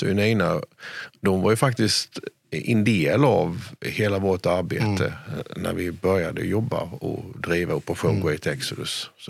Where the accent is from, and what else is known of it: Sweden